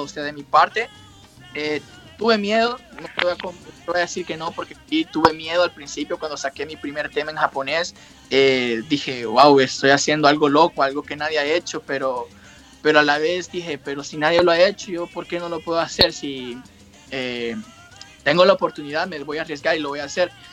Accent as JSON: {"language": "Spanish", "country": "Honduras", "tie": "born or raised there", "also_born_or_lived": "New York, United States", "moved": "yes", "lives_now": "Japan", "said": "yo me crié fue en Honduras y parte de Nueva York"}